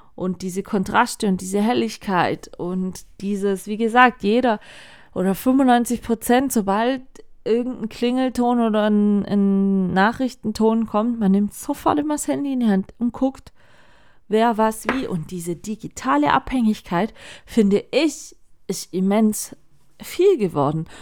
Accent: Baden-Württemberg, Germany; hier bei uns in Baden-Württemberg

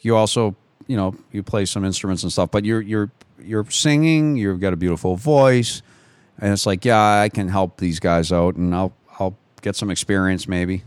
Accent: United States; I'm an American

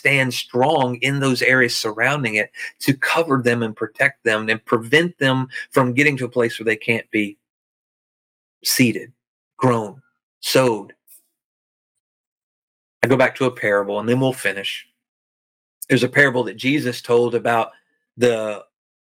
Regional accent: Arkansas, United States; I'm from Arkansas

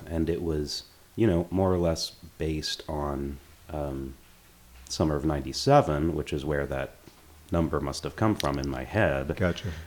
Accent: Louisville, Kentucky, United States; that's why I say yeah, I'm from Louisville. It's the place where I, if I have roots, they're here.

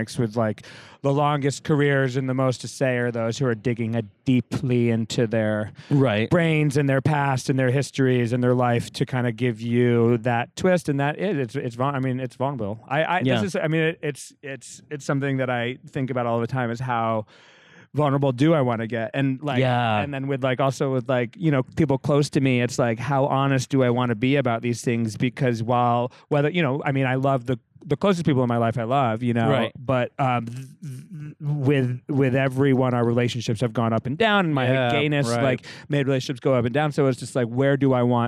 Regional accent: Rhode Island, United States; moved away as an adult; also born or lived in San Francisco; now in Los Angeles, United States; I'm from Rhode Island originally

